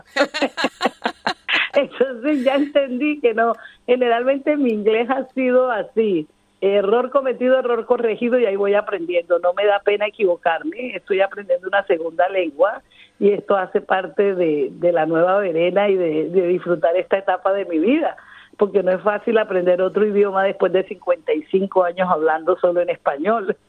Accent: Colombian Caribbean coast, Caribbean Region, Colombia; accent: costeño; moved away as an adult; now in Melbourne, Australia; mi acento costeño

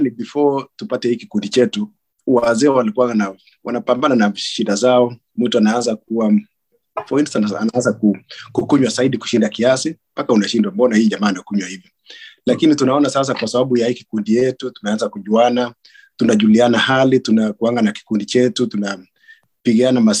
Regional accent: Kenya; sisi ni wakalenjin majority wetu ni wakalenjin na kama sio wakalenjin mtu ana relationship na wakalenjin

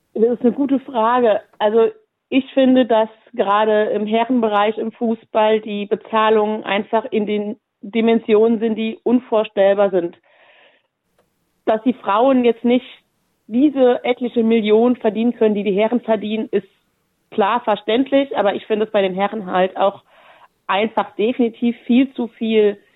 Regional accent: Saarland, Germany; moved away as an adult; now in Wolfsburg, Germany; wodurch ich auch meine Heimat, das Saarland äh, im Südwesten Deutschlands verlassen habe und tatsächlich 2016 dann nach Wolfsburg gezogen bin

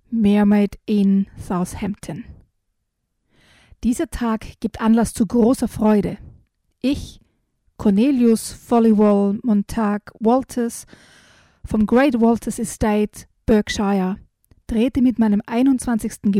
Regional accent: Styria, Austria; Und ich bin ja mit Sagen in der Steiermark quasi aufgewachsen

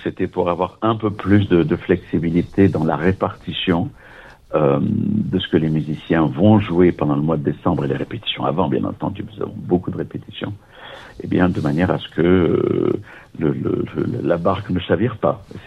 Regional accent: Nice, Provence-Alpes-Côte d'Azur, France; moved away as an adult; also born or lived in Vienna; je suis né à Nice, et quand j'avais 23 ans, après la maîtrise de droit et puis des études au conservatoire euh, de Nice

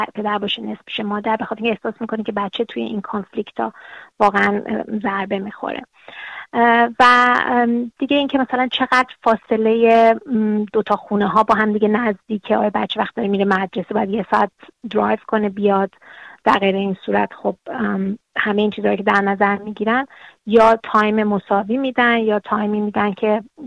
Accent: Iran; now in Australia; ما از ایران هستیم

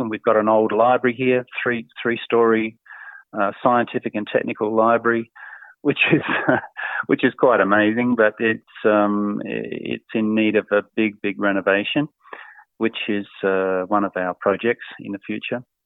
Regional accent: Adelaide, South Australia, Australia; moved away as an adult; also born or lived in Melbourne; now in Armenia; I was born and raised in Adelaide, South Australia

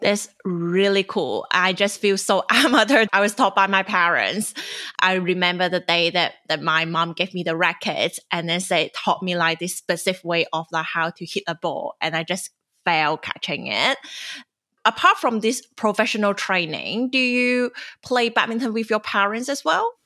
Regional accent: China; moved away as an adult; now in Sydney, Australia; I'm a journalist and former Chinese international student

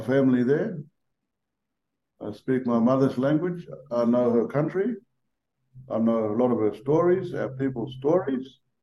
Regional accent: Tennant Creek, Northern Territory, Australia; I grew up in Tennant Creek, I've been there all my life, I'm still there

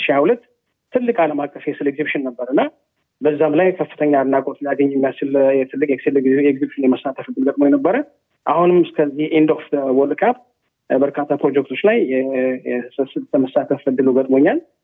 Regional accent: Addis Ababa, Ethiopia; moved away as an adult; now in Doha, Qatar; ተወልጄ ያደጉት አዲስ አበባ ነው

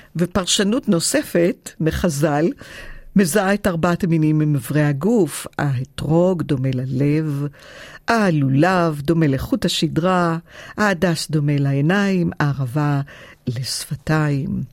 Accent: Givatayim, Tel Aviv District, Israel; now in Australia; היה לנו בית פרטי בגבעתיים

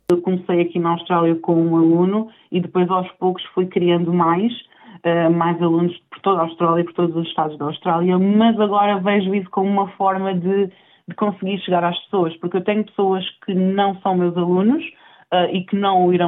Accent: Portugal; moved away as an adult; vim de Portugal com o desejo de encontrar melhores condições de, de vida, porque Portugal neste momento não está propriamente Uh, está bom para visitar, mas para viver não é melhor

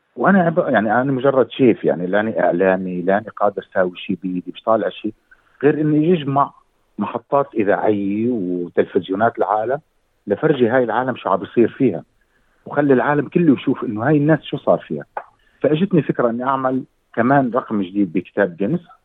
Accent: Syria; moved away as an adult; also born or lived in Lebanon / Erbil, Iraq; now in Australia; طلعت من سوريا بال 2014

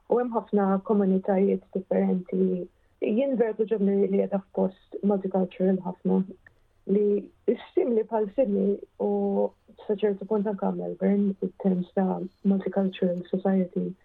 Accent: Malta; moved away as an adult; now in London, United Kingdom; kelli bżon nitlaq minn Malta

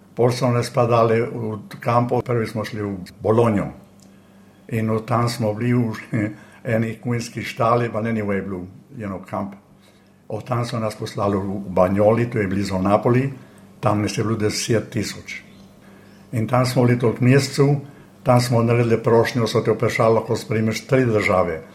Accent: Bovec, Slovenian Littoral, Slovenia; moved away as an adult; also born or lived in Villach, Austria / Lokovec, Slovenia; now in Sydney, Australia; jaz sem iz eh, Bovca, rojen sem pa v Avstriji, v Filah

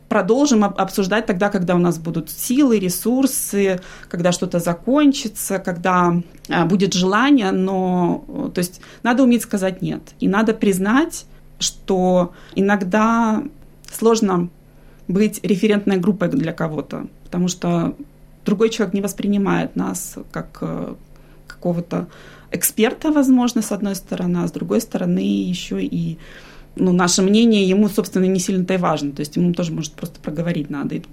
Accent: Minsk, Belarus; now in Australia; Я с семьей переехала из Беларуси, из Минска мы приехали в 2017 году.

